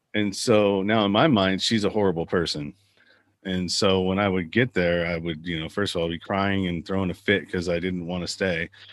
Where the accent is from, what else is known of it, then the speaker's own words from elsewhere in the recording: Pinole, California, United States; I grew up in the San Francisco Bay Area in a little suburb town called Pinole.